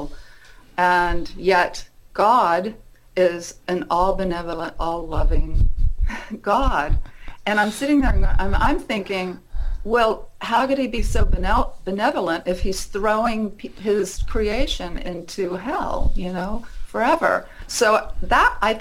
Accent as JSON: {"language": "English", "town": "Muncie", "region": "Indiana", "country": "United States", "tie": "born or raised there", "said": "I was raised in Indiana, a little town called Muncie, Indiana"}